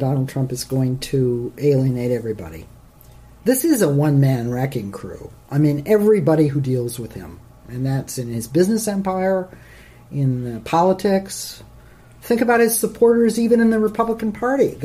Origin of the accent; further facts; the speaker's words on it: United States; I'm an American patriot